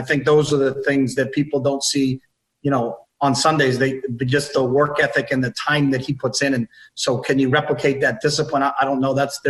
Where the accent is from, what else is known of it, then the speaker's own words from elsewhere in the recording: New England, United States; when I grew up in New England